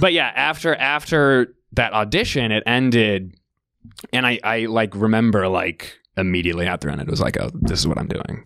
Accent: Winnetka, Illinois, United States; moved away as an adult; also born or lived in Gambier, Ohio; now in New York, United States; I'm from Winnetka, Illinois

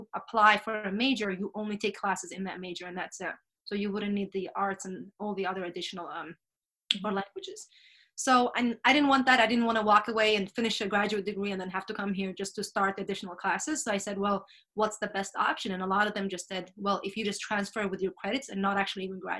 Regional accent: Switzerland; moved away; also born or lived in England / East Africa; growing up in Switzerland

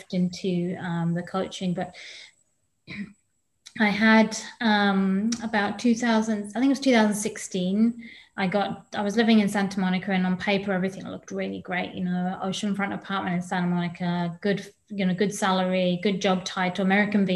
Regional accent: England, United Kingdom; born or raised there; moved away

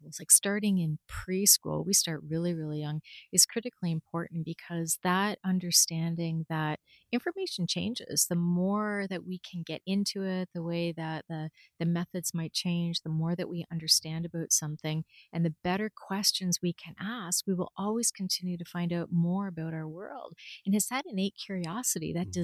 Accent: London, Ontario, Canada; I was born in London. I love London, although I have to say I never really would have thought I'd still be here

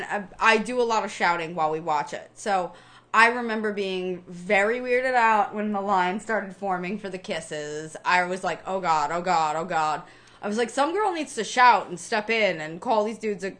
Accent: United States; as an American, because we are not Canadian

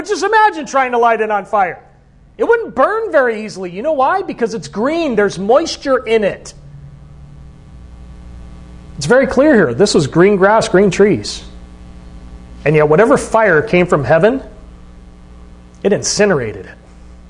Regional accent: Arizona, United States; I came from Arizona, and right now there's a big fire going on, you know, in northern Arizona.

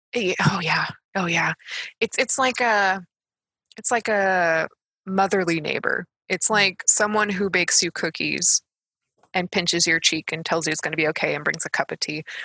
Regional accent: United States; I'm American

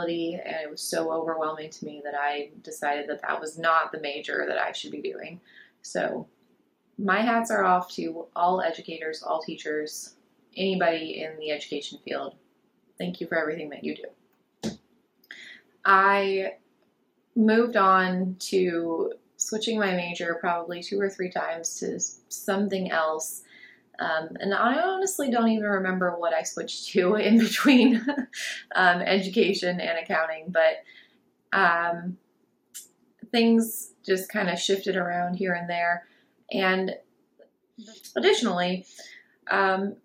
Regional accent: Florida, United States; I grew up in Florida, so Disney World

